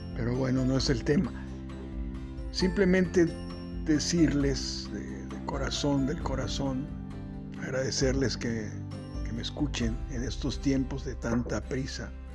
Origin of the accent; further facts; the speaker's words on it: Acapulco, Guerrero, Mexico; Soy originario de Acapulco